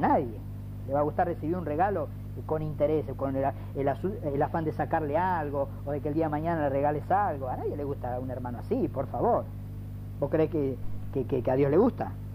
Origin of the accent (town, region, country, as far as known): Ciudadela, Buenos Aires Province, Argentina